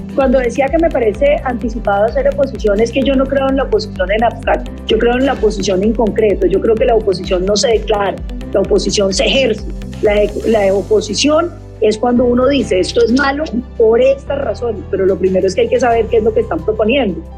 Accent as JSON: {"language": "Spanish", "country": "Colombia", "said": "los colombianos tenemos que entender"}